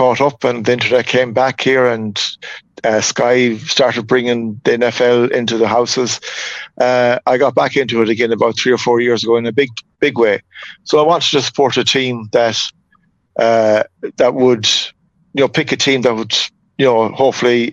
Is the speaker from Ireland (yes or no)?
yes; Mayo, Connacht, Ireland; I'm from Mayo